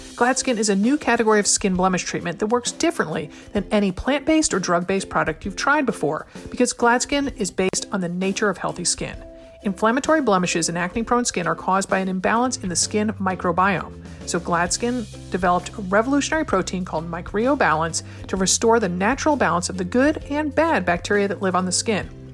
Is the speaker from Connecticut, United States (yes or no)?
yes; Connecticut, United States; my home state of Connecticut.